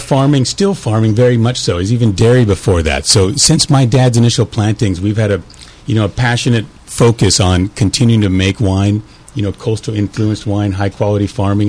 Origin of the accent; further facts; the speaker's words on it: Monterey, California, United States; now in Sonoma County, United States; I personally live in Sonoma County now where we make the wines, but my family and I grew up in Monterey.